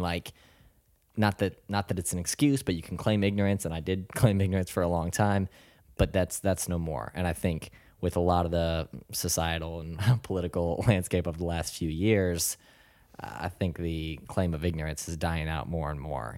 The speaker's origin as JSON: {"language": "English", "region": "South Florida", "country": "United States", "tie": "born or raised there", "moved": "as an adult", "lives_now": "North Carolina, United States", "said": "I grew up in South Florida, and it was, uh, a fairly small suburban town"}